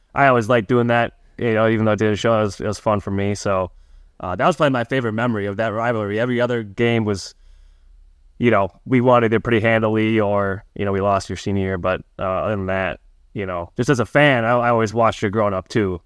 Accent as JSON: {"language": "English", "town": "Milwaukee", "region": "Wisconsin", "country": "United States", "tie": "born or raised there", "said": "I grew up twenty minutes from Marquette's campus"}